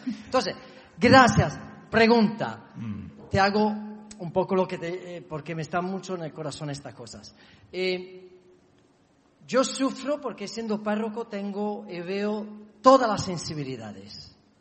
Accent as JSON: {"language": "Spanish", "country": "Italy", "second_language": "Spanish", "moved": "as an adult", "lives_now": "Barcelona, Spain"}